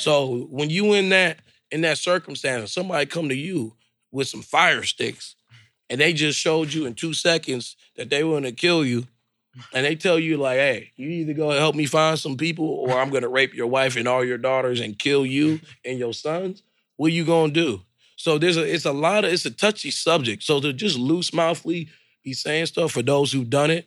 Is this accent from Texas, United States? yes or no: no; Detroit, Michigan, United States; Detroit public schools, all type of different schools. And I've always grew up here being different